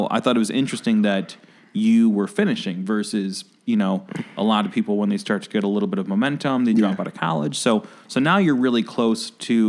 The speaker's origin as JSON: {"language": "English", "town": "Oak Park", "region": "Illinois", "country": "United States", "tie": "born or raised there", "said": "I grew up in Oak Park"}